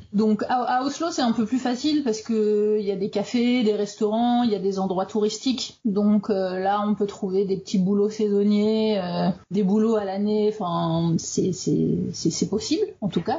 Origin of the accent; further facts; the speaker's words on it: Ardennes, Grand Est, France; moved away as an adult; also born or lived in Paris, France; now in Norway; Je suis originaire des Ardennes et j'ai vécu 10 euh, ans à Paris